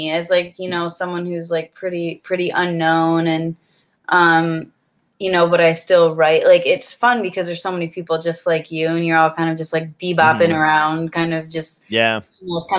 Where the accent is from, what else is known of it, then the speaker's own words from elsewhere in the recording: near Ann Arbor, Michigan, United States; moved away; my sister and I we're both musicians, and we grew up in Michigan, close to a Ann Arbor, Michigan